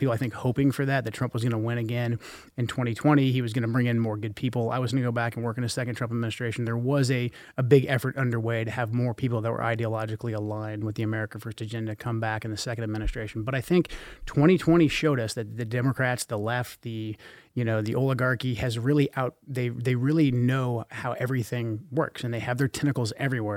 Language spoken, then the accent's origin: English; Portland, Oregon, United States; growing up in Portland in the eighties and the nineties